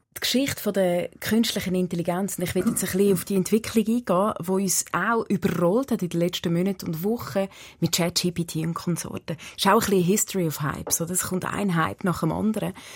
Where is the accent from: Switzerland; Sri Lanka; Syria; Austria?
Switzerland